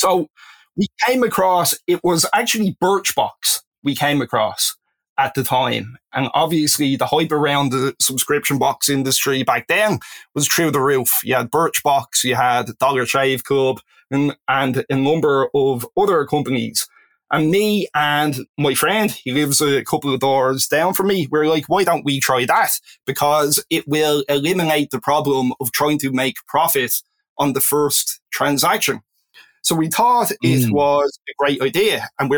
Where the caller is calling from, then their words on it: Dublin, Leinster, Ireland; I am calling in from Dublin, Ireland.